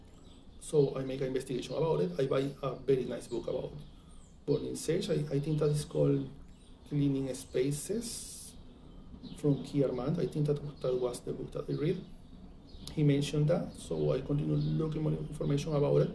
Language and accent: English; Venezuela; English is a second language; moved away; I come from Venezuela